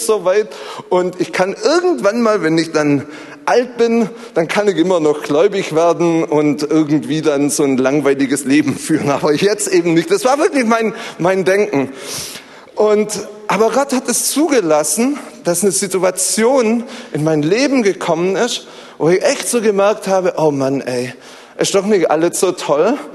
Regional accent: Zollernalbkreis, Baden-Württemberg, Germany; ich komme so aus dem Zollern-Albkreis

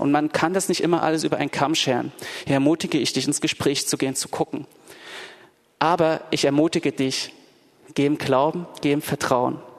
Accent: Dresden, Saxony, Germany; now in Berlin, Germany; ich bin in Dresden in der Gemeinde aufgewachsen

